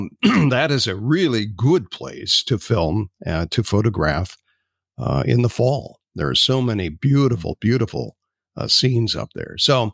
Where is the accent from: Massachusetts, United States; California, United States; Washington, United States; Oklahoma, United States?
Washington, United States; Spokane; And I'm from Spokane. Historically.